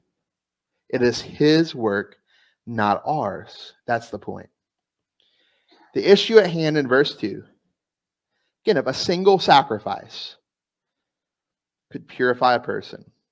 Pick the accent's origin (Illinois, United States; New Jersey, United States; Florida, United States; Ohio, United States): Florida, United States; South; moved away; also born or lived in East Coast; I'm from South Florida